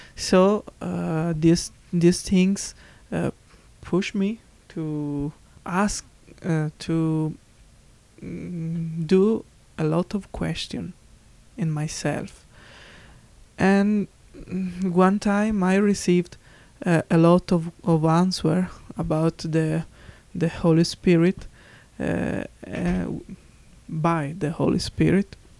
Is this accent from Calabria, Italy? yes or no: yes; Crotone, Calabria, Italy; English is a second language; I was born in Italy, Crotone, in the south of Italy, Calabria